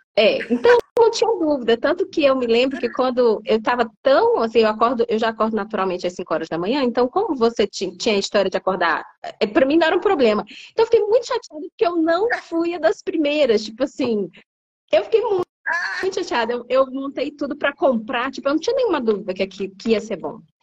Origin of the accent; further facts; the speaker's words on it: Piauí, Brazil; moved away as an adult; also born or lived in São Paulo; now in Brasília, Brazil; eu sou do Piauí. Originalmente, eu me formei no Piauí